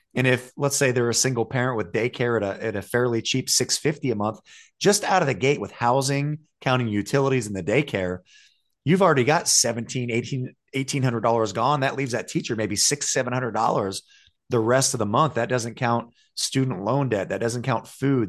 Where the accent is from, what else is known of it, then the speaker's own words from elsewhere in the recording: Ohio, United States; now in North Carolina, United States; I'm from Ohio